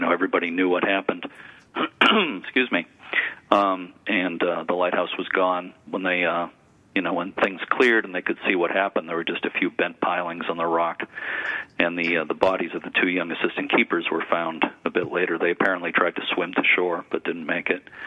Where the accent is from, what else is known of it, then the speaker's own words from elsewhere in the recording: Lynn, Massachusetts, United States; growing up in Lynn, Mass